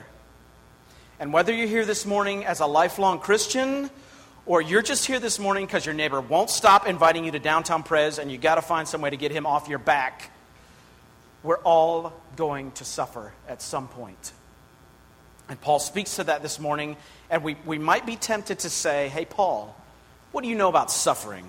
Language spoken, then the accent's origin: English; Pittsburgh, Pennsylvania, United States; I grew up outside of Pittsburgh, Pennsylvania